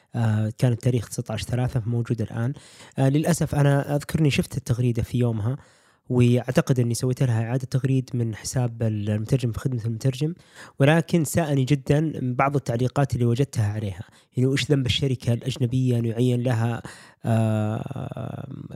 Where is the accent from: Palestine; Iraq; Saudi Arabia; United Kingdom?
Saudi Arabia; في السعوديه ما عندنا